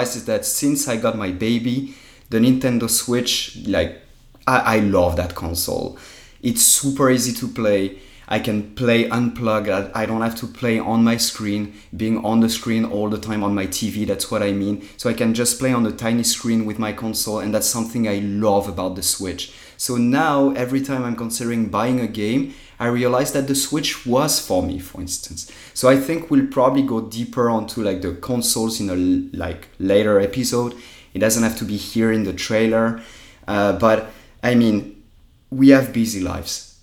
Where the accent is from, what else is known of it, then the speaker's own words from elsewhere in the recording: Paris, Île-de-France, France; now in United States; I'm from France, obviously. Born and raised in Paris